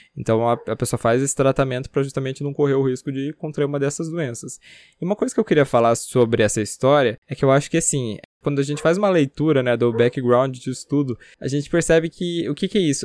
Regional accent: Paranaguá, Paraná, Brazil; na minha cidade natal, Paranaguá

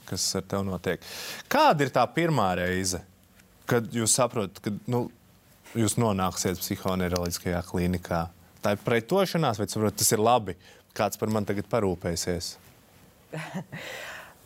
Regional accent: Talsi, Kurzeme, Latvia; Es esmu uzaugusi Talsos

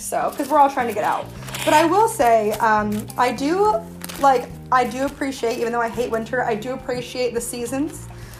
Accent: New Haven County, Connecticut, United States; Yeah, like, I'm not from Fairfield, Litchfield County. I was like, I'm from New Haven County.

